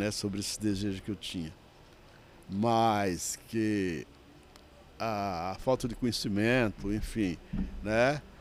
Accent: Pernambuco, Brazil; moved away; quando eu vim de São de, de Pernambuco para São Paulo, eu vim para casa de uma irmã

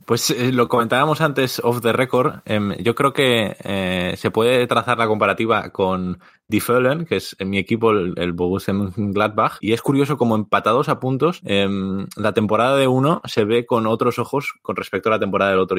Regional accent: Vigo, Galicia, Spain; yo soy de Vigo

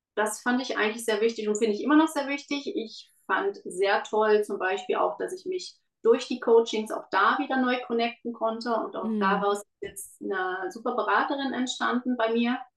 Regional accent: Germany; moved away as an adult; now in Switzerland; ich bin in Deutschland groß geworden

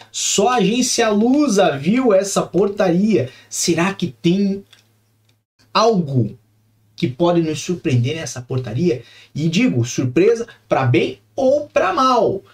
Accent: Curitiba, Paraná, Brazil; moved away; Nasci em Curitiba, vivi muito tempo em Curitiba, tenho familiares em Colombo

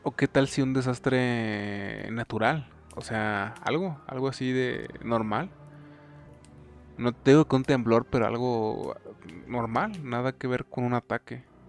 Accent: Mexico; tú y yo somos de México

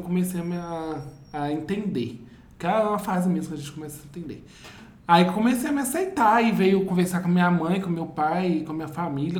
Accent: Vale do Aço, Minas Gerais, Brazil; A gente está em Amsterdã, mas a gente é lá do Vale do Aço.

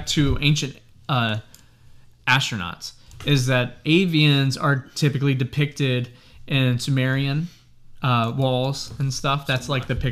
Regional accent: North Carolina, United States; we are from North Carolina

